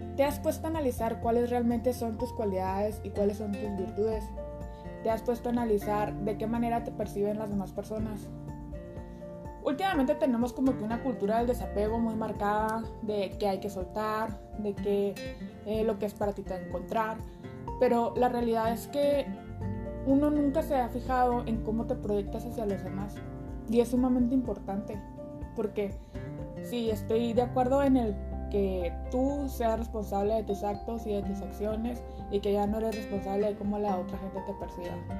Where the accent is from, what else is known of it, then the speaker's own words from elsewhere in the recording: Chihuahua, Mexico; soy originaria de Chihuahua, Chihuahua